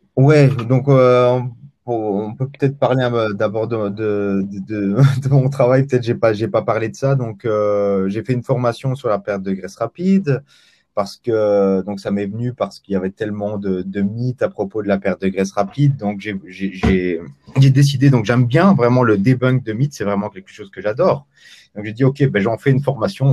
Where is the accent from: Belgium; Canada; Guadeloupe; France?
Belgium; je suis belge pour les 70, hein.